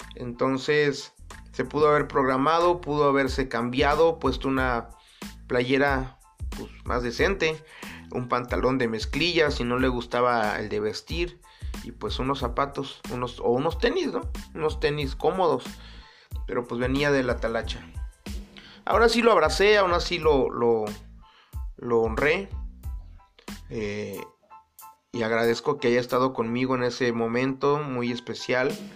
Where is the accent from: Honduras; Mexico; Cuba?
Mexico; Acapulco, Guerrero; nací en Acapulco Guerrero, en una familia yo creo que normalmente disfuncional. Y digo normalmente disfuncional porque no hay familia perfecta. No hay familia normal, entre comillas. Actualmente menos. Pero era buena, era buena esa familia normalmente disfuncional. Eh, ahí crecí